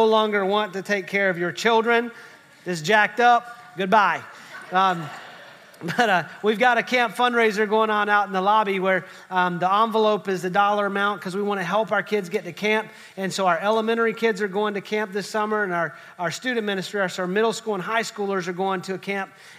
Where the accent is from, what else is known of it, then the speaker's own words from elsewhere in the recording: West Virginia, United States; I'm from West Virginia, so I'm just grateful my family tree branches